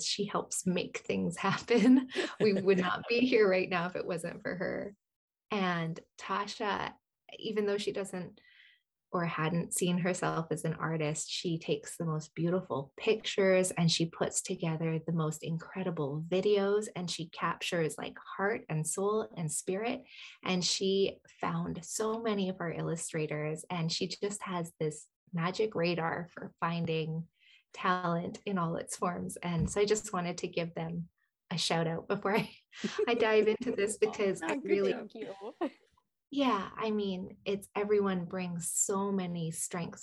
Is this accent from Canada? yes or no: yes; Canada; I was born and raised in Canada